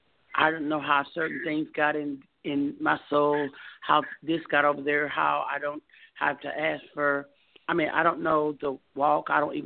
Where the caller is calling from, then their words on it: Texas, United States; I'm calling from Texas.